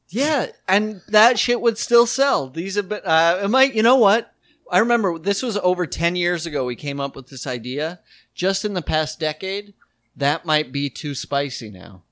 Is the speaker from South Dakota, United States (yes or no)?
yes; South Dakota, United States; when we were growing up in South Dakota